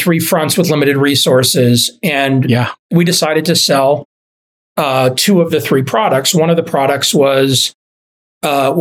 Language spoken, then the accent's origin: English; Dallas, Texas, United States; moved away; also born or lived in Boston; I grew up in Dallas